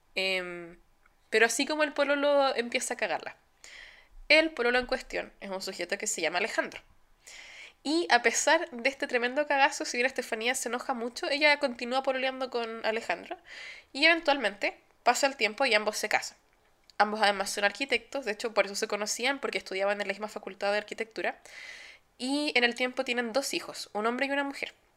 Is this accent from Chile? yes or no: yes; Chile; now in Germany